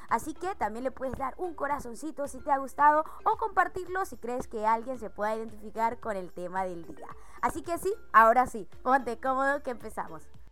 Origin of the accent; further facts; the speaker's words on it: Venezuela; moved away as an adult; como venezolana emigrante, que tuve que salir de mi país